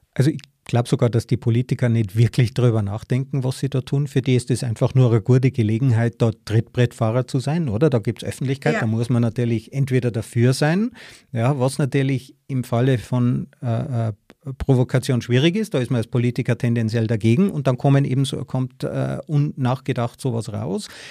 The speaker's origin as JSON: {"language": "German", "region": "Tyrol", "country": "Austria", "said": "ich bin ja auch aus Tirol"}